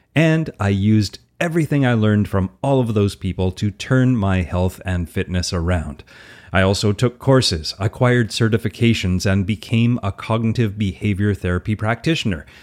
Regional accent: Alberta, Canada; accent: Albertan; I'm an easygoing Canadian, if you didn't guess, from my outrageous Albertan accent

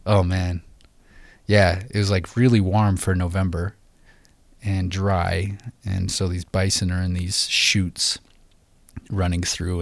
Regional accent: Idaho, United States; we grew up in Idaho

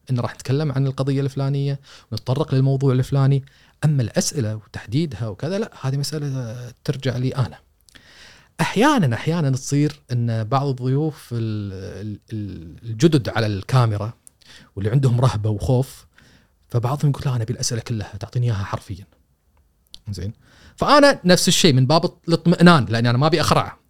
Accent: Kuwait; إحنا ك- ككويتيين

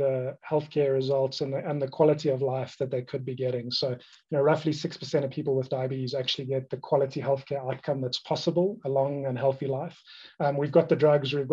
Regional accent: Cape Town, Western Cape, South Africa; I grew up in Cape Town, South Africa

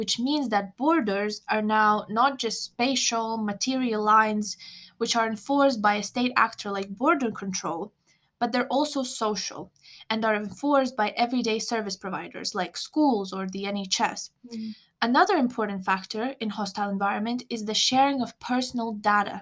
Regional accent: Lithuania; now in United Kingdom; I'm Lithuanian, I have a pre-settled status

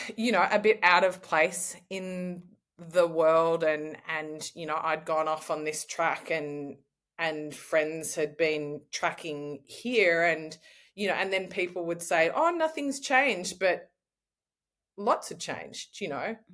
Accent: Australia; I'm an Australian traveller.

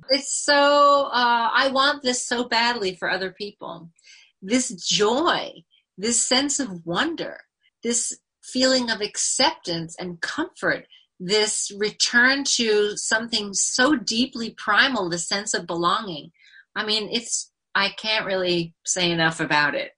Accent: Northern California, United States; also born or lived in New York City; now in Eldred, United States; I grew up in Northern California and I was surrounded by the redwood forest and lived near the ocean.

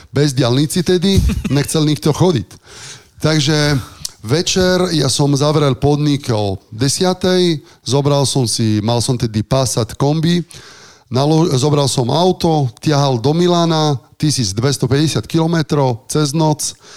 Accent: Sardinia, Italy; Slovak is a second language; moved away as an adult; also born or lived in Ružomberok, Slovakia; now in Slovakia; hrával som normálne futbalovú školu, som mal eh, v, na Sardínii

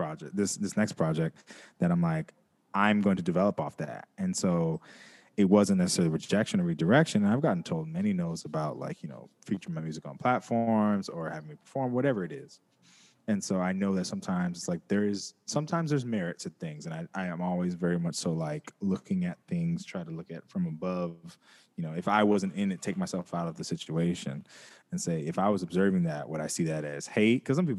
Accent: West Coast, United States; Like, I'm from the West Coast, so we were rocking with it for a long time.

